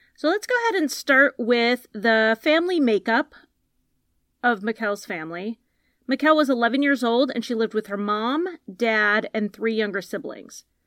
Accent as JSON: {"language": "English", "region": "Connecticut", "country": "United States", "said": "I'm from Connecticut"}